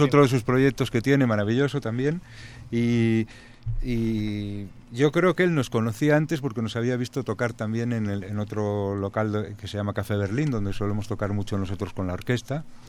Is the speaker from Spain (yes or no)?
yes; Spain; somos españoles de diferentes lugares también, pero, españoles